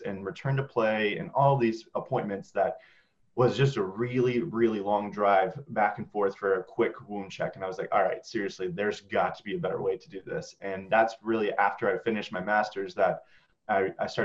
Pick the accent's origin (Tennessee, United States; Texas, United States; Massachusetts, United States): Texas, United States; Houston; moved away as an adult; also born or lived in Indiana; now in South Carolina, United States; I'm from Houston, Texas originally